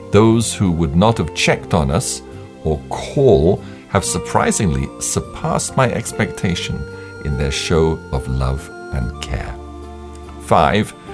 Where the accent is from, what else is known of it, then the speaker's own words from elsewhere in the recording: Kogi, Nigeria; from Kogi State, Nigeria, of the Ebira tribe.